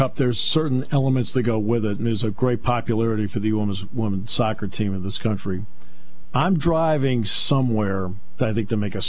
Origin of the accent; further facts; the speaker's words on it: Enfield, Connecticut, United States; I grew up in Northern Connecticut.